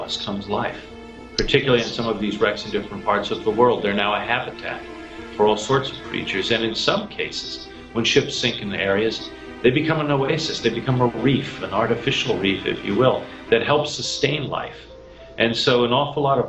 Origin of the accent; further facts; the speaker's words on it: Canada; moved away; back home to Canada